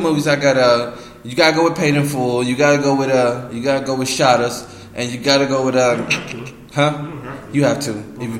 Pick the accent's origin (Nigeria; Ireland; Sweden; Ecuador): Ireland; I'm Irish, so they won't roast me.